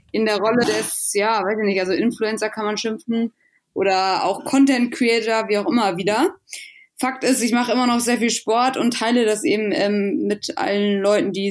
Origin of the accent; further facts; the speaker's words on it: Drage, Schleswig-Holstein, Germany; also born or lived in Brighton, United Kingdom; eigentlich bin ich geboren in England, in Brighton, in einer ganz kleinen Stadt. Ähm, dann aber direkt nach, nach Deutschland gezogen, als ich eins war, meiner Family und dann aber in Schleswig-Holstein aufgewachsen, in Drage, was so ein 250 Einwohnerdorf